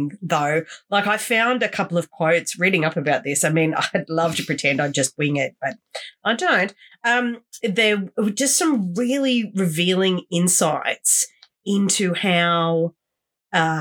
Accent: Wollongong, New South Wales, Australia; I'm from Wollongong. Look, I grew up with horrendous levels of especially youth unemployment around me

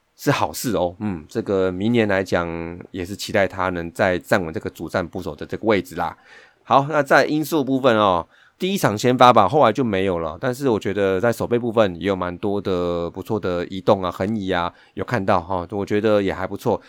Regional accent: Taipei, Taiwan; 以我们台北人来讲

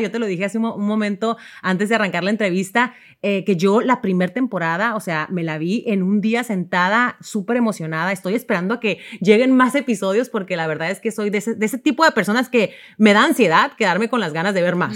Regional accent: Mexico; yo como mexicana

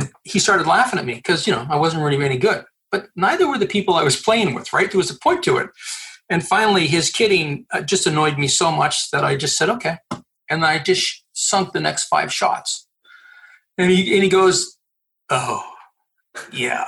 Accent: Quebec City, Quebec, Canada; also born or lived in Montreal / Gatineau; I was born in Quebec City, lived in Montreal, and now live on the Quebec side of Ottawa.

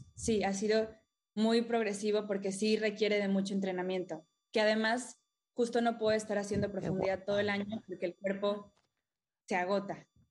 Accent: Playa del Carmen, Quintana Roo, Mexico; crecí en Playa del Carmen. Ah, desde Chiquita, acá de Ciudad del Carmen, Campeche

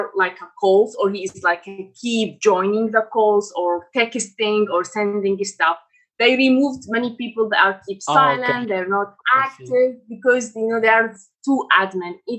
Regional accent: Iraq; English is a second language; I am from Iraq.

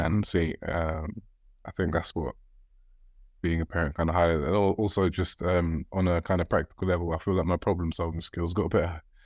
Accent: Sierra Leone; I'm from Sierra Leone

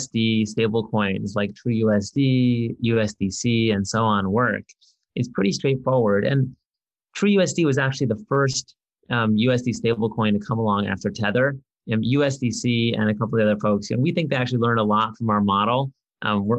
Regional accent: San Diego, California, United States; I grew up in San Diego

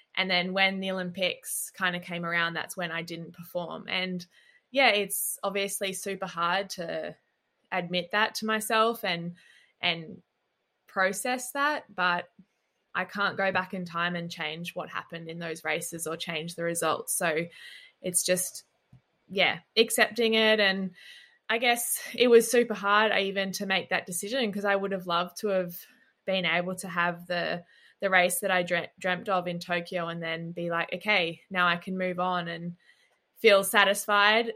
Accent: Gold Coast, Queensland, Australia; coming from Australia and growing up on the Gold Coast

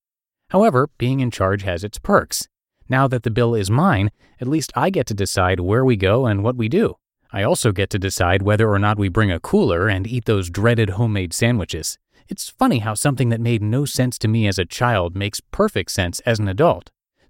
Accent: Indiana, United States; Growing up in Indiana meant that I had never seen anything as big or as beautiful.

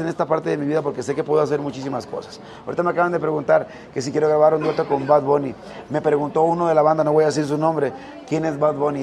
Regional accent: Rosario, Sinaloa, Mexico; Yo soy de Rosario, de mi tierra

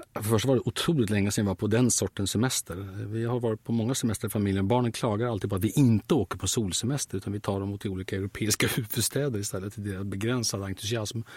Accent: Sweden; Jag är så förfärligt svensk.

